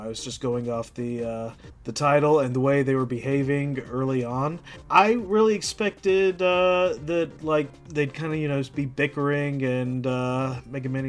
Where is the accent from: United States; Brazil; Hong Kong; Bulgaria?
United States; moved away as an adult; now in Canada; I grew up in America